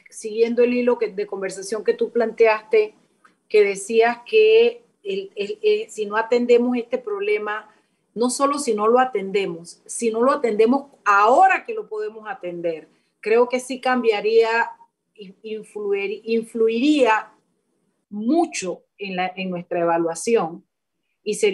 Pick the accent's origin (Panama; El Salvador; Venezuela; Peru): Panama; los panameños sabemos, somos resilientes